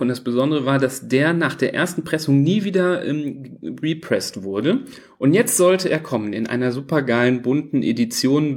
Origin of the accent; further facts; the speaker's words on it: Düsseldorf, North Rhine-Westphalia, Germany; bei uns in Düsseldorf